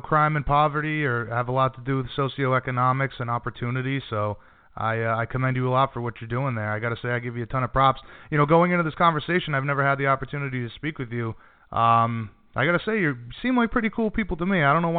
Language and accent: English; Rhode Island, United States; I'm from Rhode Island.